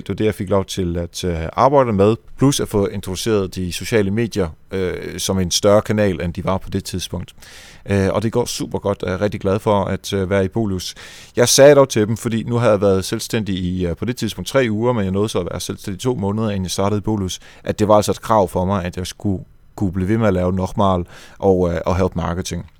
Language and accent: Danish; Netherlands; now in Denmark; jeg er jo fra Holland, så jeg lyttede meget til hollandsk radio